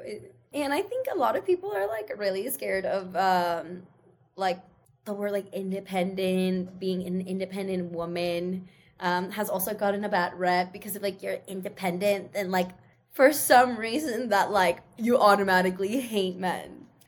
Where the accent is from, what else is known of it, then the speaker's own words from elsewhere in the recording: Seattle, Washington, United States; English is a second language; i grew up in seattle surrounded by white people so i talk like them